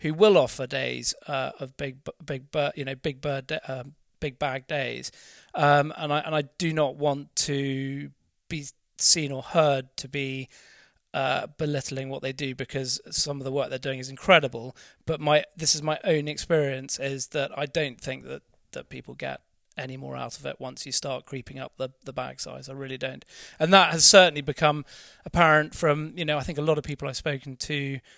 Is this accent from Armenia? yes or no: no; Norfolk, East of England, United Kingdom; I grew up in Norfolk